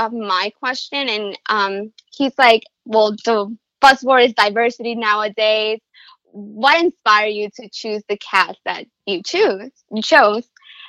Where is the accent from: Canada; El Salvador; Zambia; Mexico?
El Salvador; I'm from El Salvador.